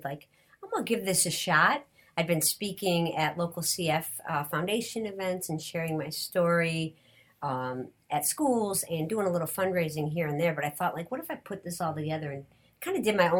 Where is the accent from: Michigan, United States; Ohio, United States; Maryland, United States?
Michigan, United States; Detroit; I'm from Detroit